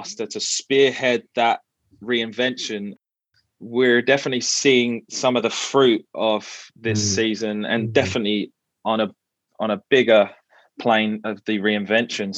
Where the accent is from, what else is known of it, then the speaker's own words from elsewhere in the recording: London, United Kingdom; moved away as an adult; also born or lived in Canterbury, Kent / Vancouver, Canada; now in St Thomas, Canada; I grew up in East London, and that's where we met, at the local Baptist church on the high road.